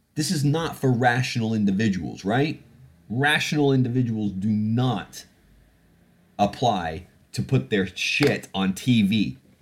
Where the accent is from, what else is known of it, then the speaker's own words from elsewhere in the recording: Canada; now in United Kingdom; I grew up in Canada